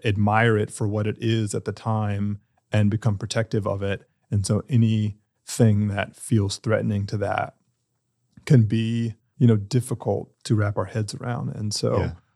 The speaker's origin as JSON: {"language": "English", "town": "Durham", "region": "North Carolina", "country": "United States", "tie": "born or raised there", "said": "I was born and raised here. I didn't go off anywhere"}